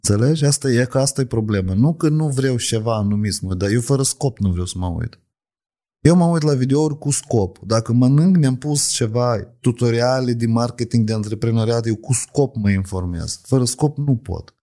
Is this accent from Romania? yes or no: no; Moldova; la noi, la oamenii care suntem așa din Chir. În Moldova mă refer